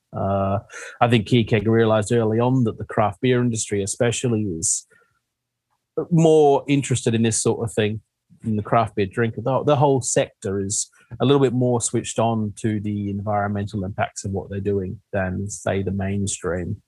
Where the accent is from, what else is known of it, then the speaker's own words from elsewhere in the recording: Western Australia, Australia; moved away as an adult; now in United Kingdom; I'm from Western Australia